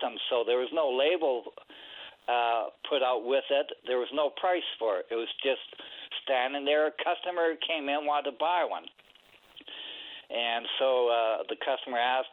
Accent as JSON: {"language": "English", "town": "Calgary", "region": "Alberta", "country": "Canada", "moved": "yes", "said": "I'm from Calgary"}